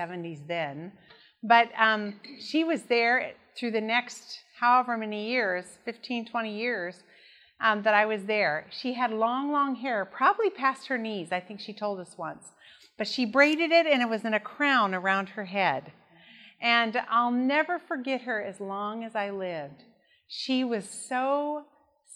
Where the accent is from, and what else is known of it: Idaho, United States; born or raised there; also born or lived in Sacramento, California